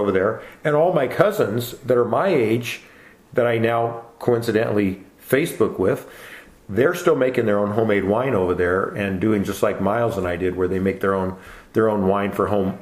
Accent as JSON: {"language": "English", "town": "Walla Walla", "region": "Washington", "country": "United States", "tie": "born or raised there", "said": "I was born and raised in Walla Walla"}